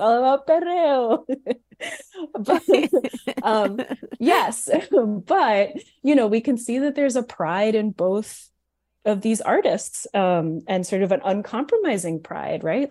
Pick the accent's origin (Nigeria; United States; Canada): United States; New York; growing up in New York